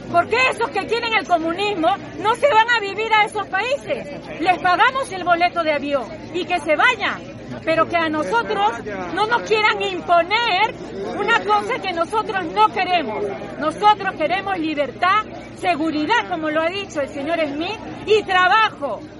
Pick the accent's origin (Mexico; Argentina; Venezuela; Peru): Peru; now in Spain; de Perú y ahora mismo se está jugando el comunismo en mi patria